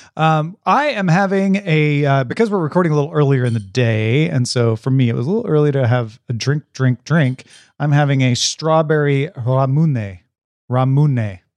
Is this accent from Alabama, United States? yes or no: no; …, Illinois, United States; moved away; I grew up near Saint Louis, Missouri, like forty-five miles from Saint Louis.